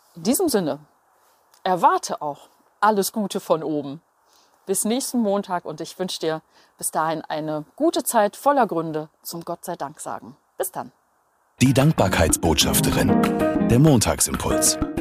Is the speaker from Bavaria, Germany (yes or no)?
no; Berlin, Germany; Ich bin aufgewachsen in Berlin-Steglitz direkt an einer mehrspurigen Straße.